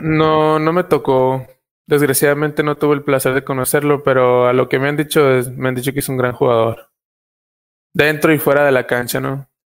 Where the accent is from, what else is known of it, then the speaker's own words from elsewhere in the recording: Puerto Peñasco, Sonora, Mexico; moved away as an adult; now in Argentina; en un pueblo como el mío, que es pequeño, pero tiene, digamos, población mixta, tanto estadounidenses como mexicanos